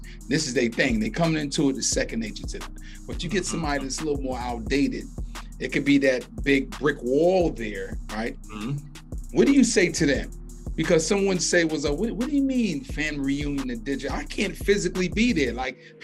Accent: New York City, New York, United States; I'm originally from New York. Yeah, I'm Brooklyn.

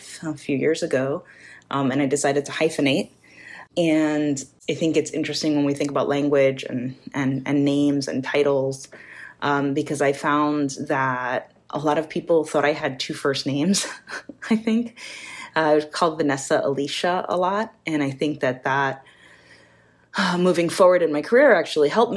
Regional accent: New York, United States; I'm New Yorican, which means I'm Puerto Rican, born and raised in New York

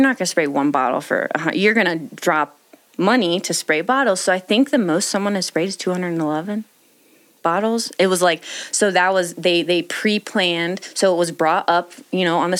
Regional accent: Virginia Beach, Virginia, United States; moved away as an adult; also born or lived in Aspen, Colorado; now in Colorado, United States; Virginia Beach, Virginia. Born and raised for 20 7 years.

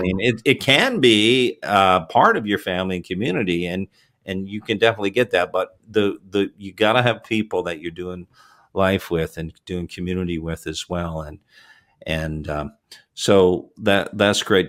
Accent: Toronto, Ontario, Canada; moved away; I'm originally from Canada. Was born in Toronto and raised in the Toronto area

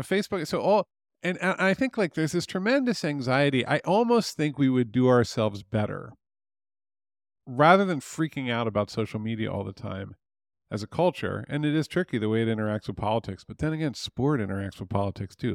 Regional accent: near Philadelphia, Pennsylvania, United States; moved away; I grew up near Philadelphia

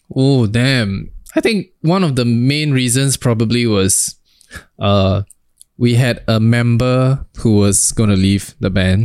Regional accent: Singapore; we're from Singapore

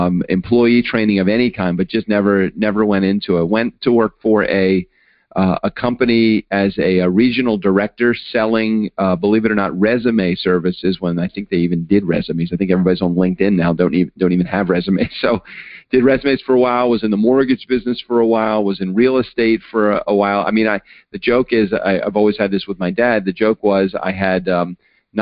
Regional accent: Baltimore, Maryland, United States; I grew up in Baltimore, not on the streets of Baltimore, but in a suburb of Baltimore

